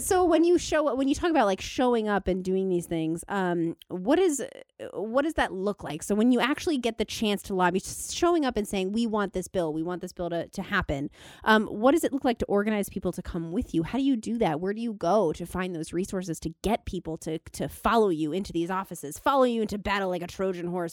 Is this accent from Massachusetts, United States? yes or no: no; Thousand Oaks, California, United States; I'm from, um, Thousand Oaks